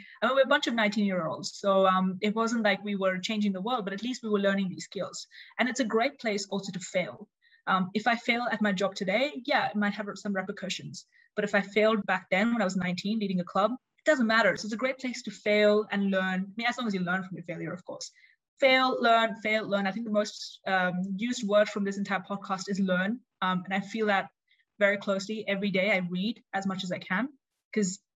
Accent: Australia; moved away as an adult; also born or lived in India (parents); now in Switzerland; I'm Indian Australian

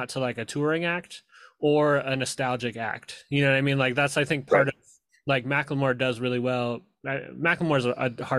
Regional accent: Seattle, Washington, United States; I grew up in Capitol Hill, and then like when I was 10, I moved to Beacon Hill

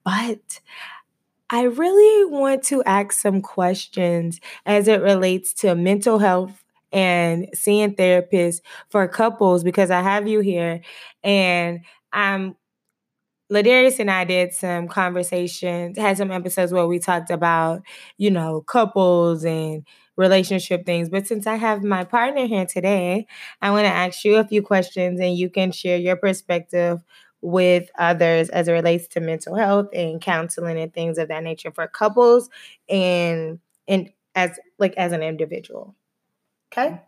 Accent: Texas, United States; I'm from Texas

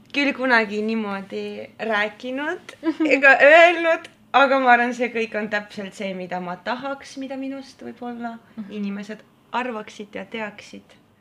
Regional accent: Narva, Ida-Viru County, Estonia; Estonian is a second language; moved away as an adult; now in Tallinn, Estonia; ma olen äh, Narvast põhimõtteliselt

